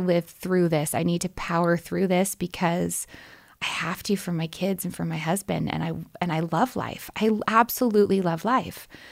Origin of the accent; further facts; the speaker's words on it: Portland, Oregon, United States; moved away as an adult; I'm from Oregon, from Portland, Oregon